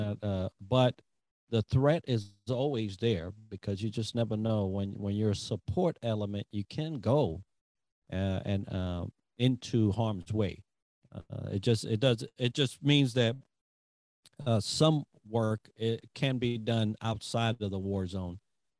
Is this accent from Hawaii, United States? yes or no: yes; Hawaii, United States; That's just me being chill and going back to a place that I love, that I grew up as a young adult. I grew up on Oahu.